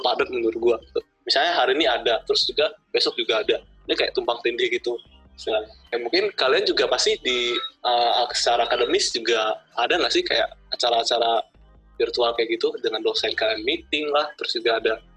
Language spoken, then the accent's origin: Indonesian; Palembang, South Sumatra, Indonesia; gue kan dari Palembang ya, jadi di Palembang tuh udah nerapin PSBB